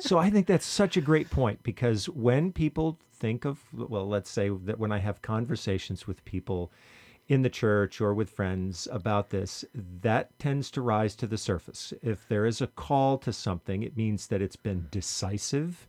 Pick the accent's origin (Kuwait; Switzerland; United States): United States; Vermont; when I was in high school growing up in Vermont